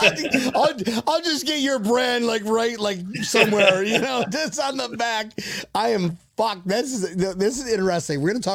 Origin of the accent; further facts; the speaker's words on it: Western New York, United States; also born or lived in Olongapo, Philippines; we grew up in Western New York, folks.